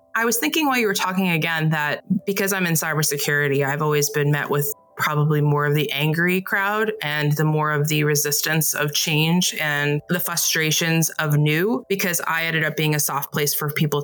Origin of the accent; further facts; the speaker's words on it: New England, United States; I grew up in New England